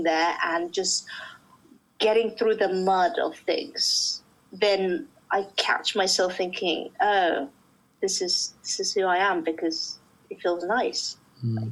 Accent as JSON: {"language": "English", "country": "Russia", "tie": "born or raised there", "also_born_or_lived": "Uzbekistan", "moved": "yes", "lives_now": "London, United Kingdom"}